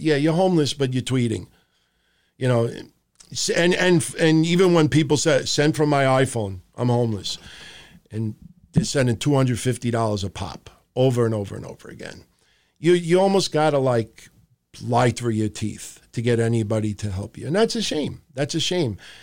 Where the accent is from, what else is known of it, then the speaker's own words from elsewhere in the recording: New York City, New York, United States; I grew up in Middle Village, Queens